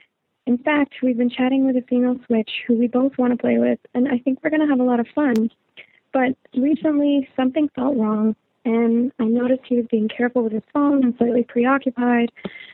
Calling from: Canada; I'm calling from Canada. I'm a 28-year-old heteroflexible female

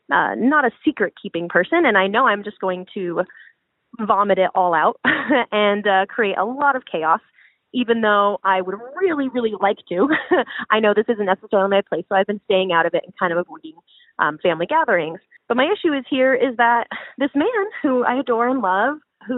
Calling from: Pacific Northwest, United States; I'm calling from the Pacific Northwest, and I'm a cis queer woman in her late 20s.

